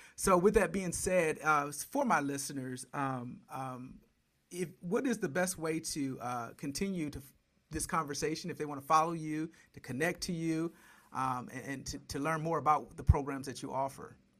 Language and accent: English; Detroit, Michigan, United States; I grew up in Detroit watching the Bad Boys